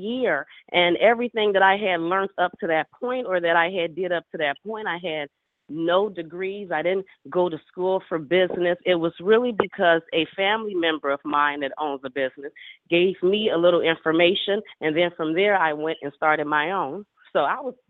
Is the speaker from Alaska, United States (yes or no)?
no; Chicago, Illinois, United States; I'm born and raised in Chicago, Illinois